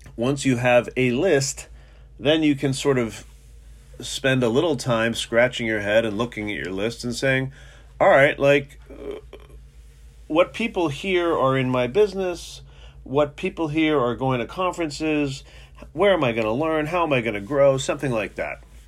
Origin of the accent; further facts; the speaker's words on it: New York City, New York, United States; now in Philadelphia, United States; I was brought up in New York and Manhattan